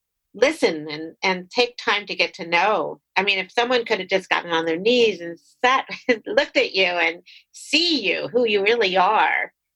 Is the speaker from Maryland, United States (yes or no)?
yes; Maryland, United States; I grew up in Maryland, and had a family, a deaf family next door. So it was really interesting for me to learn how to sign